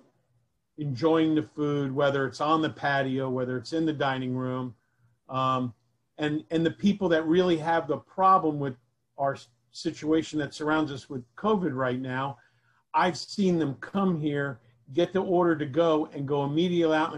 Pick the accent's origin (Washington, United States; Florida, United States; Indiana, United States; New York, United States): Florida, United States; Miami; also born or lived in New Jersey; my friends from Westchester, where I grew up in Miami.